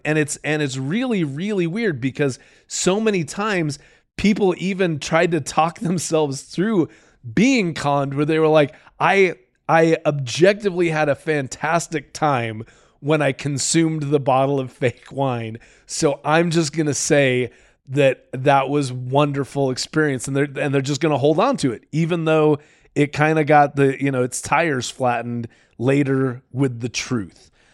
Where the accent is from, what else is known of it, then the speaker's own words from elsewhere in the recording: Utah, United States; I'm this punk from Utah